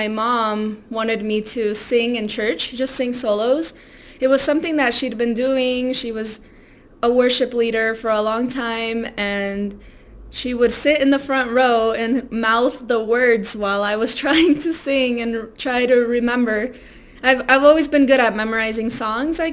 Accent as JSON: {"language": "English", "town": "Silver Spring", "region": "Maryland", "country": "United States", "tie": "born or raised there", "also_born_or_lived": "Baltimore", "first_language": "Spanish", "second_language": "English", "moved": "as an adult", "lives_now": "Colorado, United States", "said": "I was born in Silver Spring and then I just stayed there until it was time to go to college and I moved to Baltimore"}